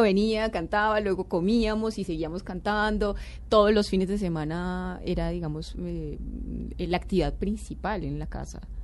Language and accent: Spanish; Bogotá, Colombia; soy blanca, cachaca